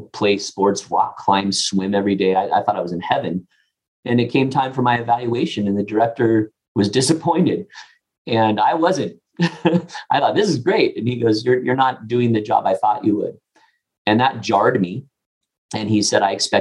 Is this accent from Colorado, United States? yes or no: no; Pasadena, California, United States; where I grew up in Pasadena area of California